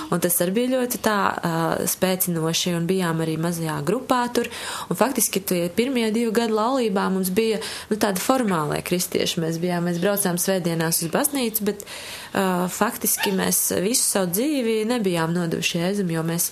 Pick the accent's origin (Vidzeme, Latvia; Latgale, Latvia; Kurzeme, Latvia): Kurzeme, Latvia; now in Riga, Latvia; Es esmu no Kurzemes, no aizpats, no tādas mazas pilsētas.